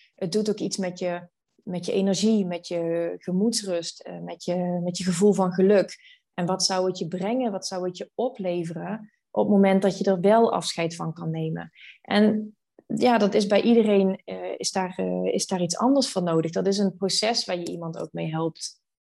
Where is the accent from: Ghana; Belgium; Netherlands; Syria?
Netherlands; Venlo, Limburg; moved away as an adult; also born or lived in Amsterdam; now in Maastricht, Netherlands; Ik kom oorspronkelijk uit Venlo